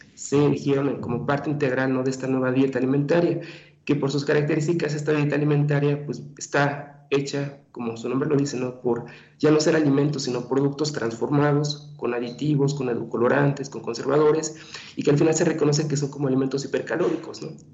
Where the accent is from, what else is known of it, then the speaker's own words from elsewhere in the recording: Mexico; como mexicanos, no somos gente delgada